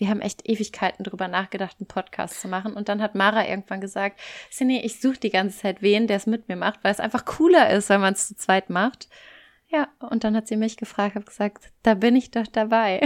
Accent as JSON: {"language": "German", "area": "German-speaking Community of Belgium", "region": "Wallonia", "country": "Belgium", "also_born_or_lived": "Cologne, Germany", "moved": "as an adult", "lives_now": "Barcelona, Spain", "said": "ich komme eigentlich aus Belgien, aus dem deutschsprachigen Teil, bin irgendwann vor ein paar Jahren nach Köln gezogen."}